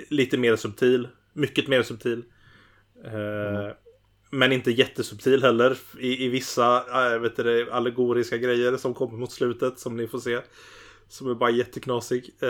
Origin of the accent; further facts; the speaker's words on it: Gothenburg, Västra Götaland, Sweden; Eh, jag är från Göteborg.